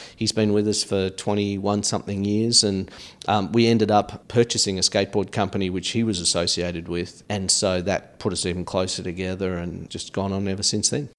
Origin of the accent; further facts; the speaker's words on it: Australia; moved away as an adult; now in United States; initial growing up experience in Australia